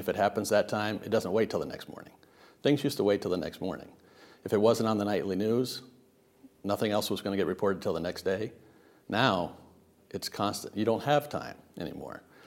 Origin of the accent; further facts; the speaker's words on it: Riverside, California, United States; moved away; also born or lived in Savannah / Washington, D.C.; Riverside, California. It's, uh, the Inland Empire. It's where the smog settles from L A. Uh, but I grew up there